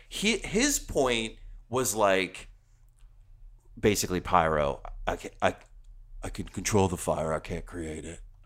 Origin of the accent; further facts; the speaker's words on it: New Jersey, United States; I'm from New Jersey.